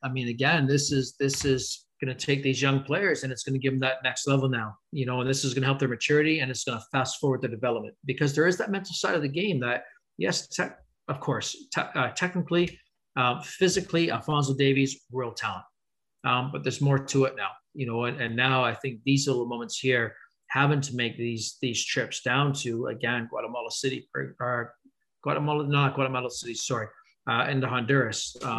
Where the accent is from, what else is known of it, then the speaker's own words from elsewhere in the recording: Canada; can we stop being Canadian? Right? Can we stop being the country that is so nice and we're going to take care of you?